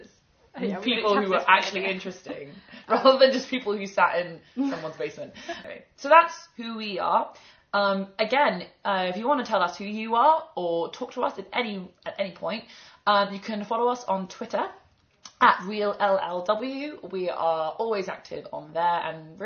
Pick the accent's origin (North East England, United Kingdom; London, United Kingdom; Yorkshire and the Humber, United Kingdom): London, United Kingdom; also born or lived in Edinburgh; I'm from London